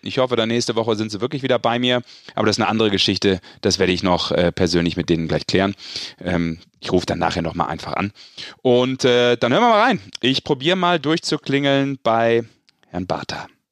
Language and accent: German; Düsseldorf, North Rhine-Westphalia, Germany; Dem gebürtigen Düsseldorfer.